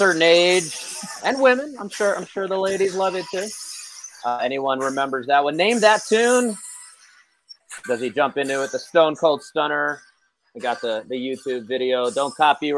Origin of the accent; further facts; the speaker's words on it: New York City, New York, United States; now in Colorado, United States; Dave is back where I grew up in New York City, and I'm over here in Colorado